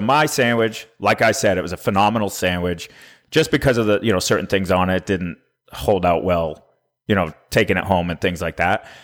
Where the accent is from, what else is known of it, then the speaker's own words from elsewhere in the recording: Maine, United States; now in Nashville, United States; we're both from the Northeast. Yep. You know, I'm from Maine.